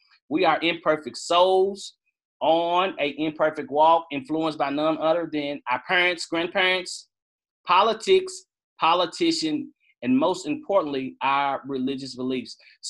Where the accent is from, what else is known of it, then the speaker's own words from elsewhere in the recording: Western Kentucky, United States; He does a lot in my hometown in Western Kentucky.